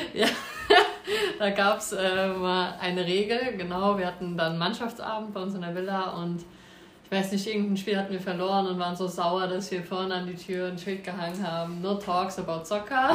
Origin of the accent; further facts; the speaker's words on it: Nackenheim, Rhineland-Palatinate, Germany; ich war beim ersten FC in Nackenheim. Dort wohne ich auch. Und ähm, ja, bin da, sage ich mal, groß geworden